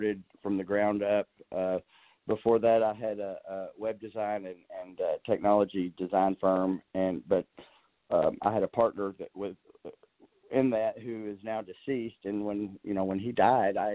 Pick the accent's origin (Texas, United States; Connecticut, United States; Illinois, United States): Texas, United States; Dallas; moved away as an adult; also born or lived in San Antonio, Texas; now in Arkansas, United States; I'm a native Texan. I'm actually a native Dallasite